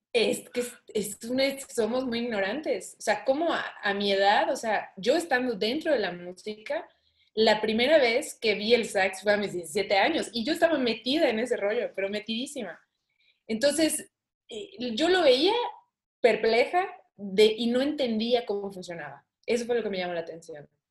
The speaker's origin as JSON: {"language": "Spanish", "country": "Mexico", "said": "aquí en México"}